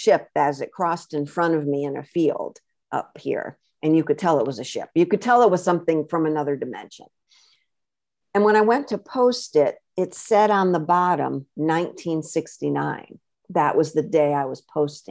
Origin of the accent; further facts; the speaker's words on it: Connecticut, United States; moved away as an adult; also born or lived in Florida / California / Seattle / Vermont; I was born and raised in Connecticut